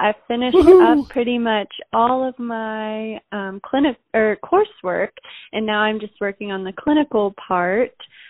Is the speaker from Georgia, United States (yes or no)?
no; Cincinnati, Ohio, United States; moved away as an adult; now in Fayetteville, United States; But I'm originally from Cincinnati